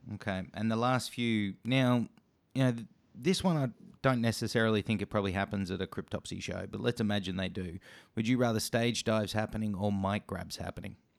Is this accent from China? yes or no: no; Australia; as a Aussie podcast show